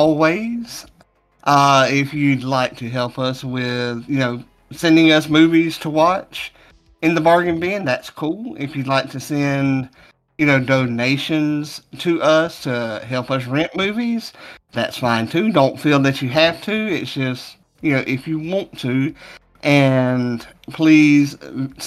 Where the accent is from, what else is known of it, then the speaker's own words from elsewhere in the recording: the South, United States; I'm from the South